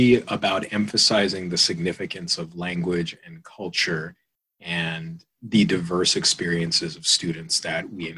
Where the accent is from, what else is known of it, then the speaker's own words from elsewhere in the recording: Tucson, Arizona, United States; moved away as an adult; I am from Southern Arizona. I grew up in a small reservation just outside of Tucson city limits.